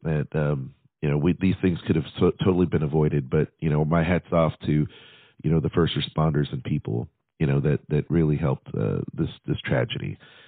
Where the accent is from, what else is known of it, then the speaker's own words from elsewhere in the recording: Nashville, Tennessee, United States; it's my hometown